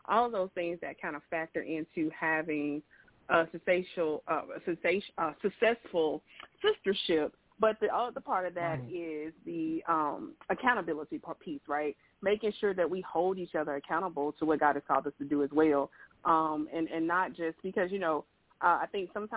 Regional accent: Birmingham, Alabama, United States; I am from Birmingham, Alabama

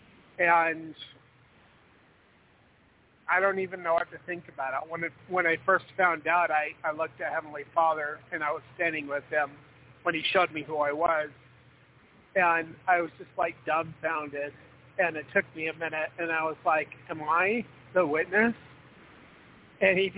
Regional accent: Idaho, United States

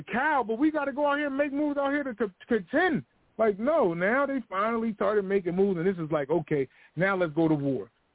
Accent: New England, United States; I'm from the New England area of the United States, tri-state area.

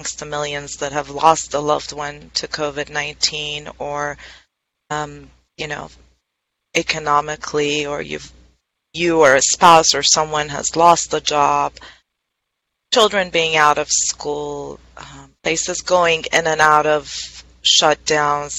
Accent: Iran; now in Southern California, United States; I'm originally from Iran

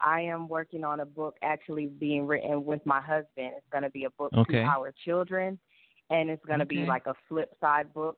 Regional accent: Northern Virginia, United States; moved away as an adult; also born or lived in South Bronx, New York; now in Georgia, United States; I am originally from the South Bronx of New York, but I was raised in Northern Virginia

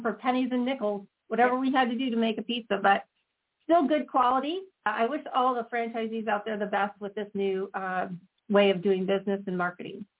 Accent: Chicago, Illinois, United States; we're both from Chicago

